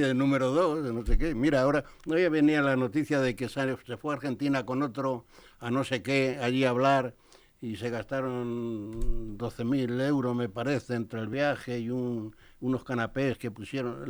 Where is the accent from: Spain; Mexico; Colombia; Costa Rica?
Spain; Madrid, Community of Madrid; haber nacido en Carabanchel, eso sí que es, un, honor, ¿eh? de los más grandes, y además cuando era pueblo